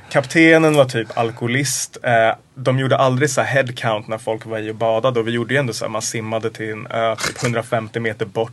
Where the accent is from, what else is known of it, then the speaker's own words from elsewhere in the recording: Sweden; jag är också svensk